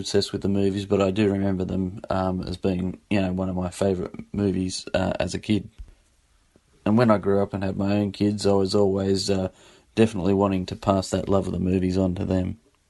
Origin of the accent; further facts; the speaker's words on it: Sydney, New South Wales, Australia; I'm from Sydney, Australia.